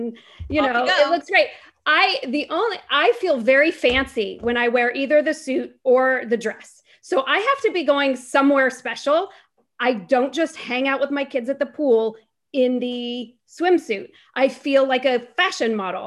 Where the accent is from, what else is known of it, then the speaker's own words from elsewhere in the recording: Fairfax, United States; I'm from Fairfax